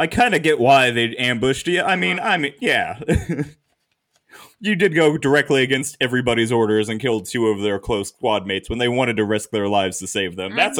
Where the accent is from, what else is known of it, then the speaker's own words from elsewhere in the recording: United States; We're American.